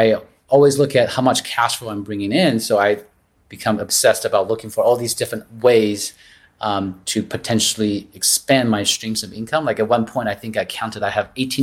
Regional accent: Taiwan; moved away; I grew up in Taiwan

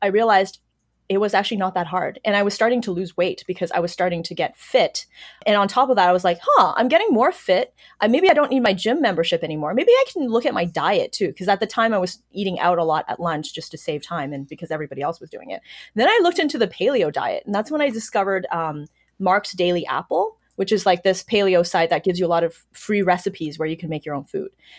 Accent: China; moved away; also born or lived in Toronto / Waterloo; my background growing up in China

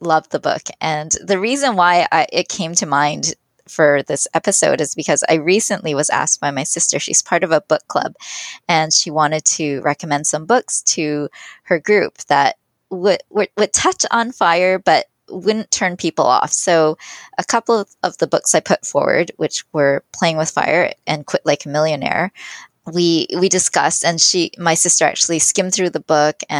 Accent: Canada; I was born in Canada, but I had immigrant parents

